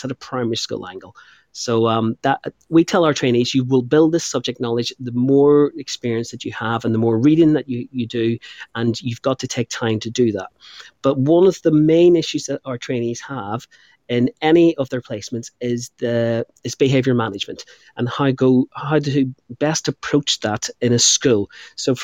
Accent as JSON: {"language": "English", "region": "Northern Ireland", "country": "United Kingdom", "moved": "as an adult", "lives_now": "England", "said": "I'm from Northern Ireland."}